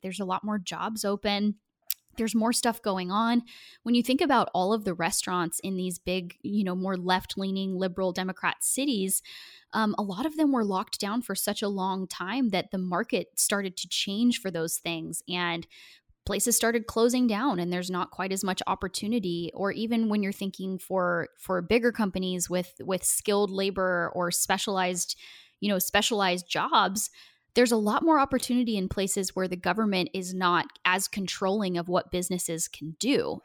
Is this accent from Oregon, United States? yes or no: yes; Portland, Oregon, United States; moved away as an adult; also born or lived in Washington, D.C.; now in Tennessee, United States; Portland area